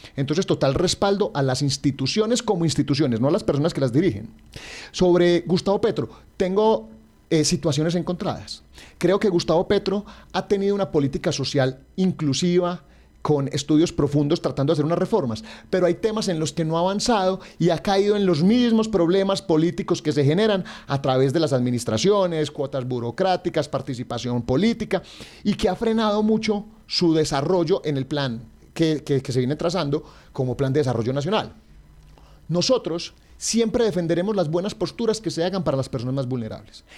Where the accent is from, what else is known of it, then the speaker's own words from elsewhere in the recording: Caldas, Colombia; a los caldenses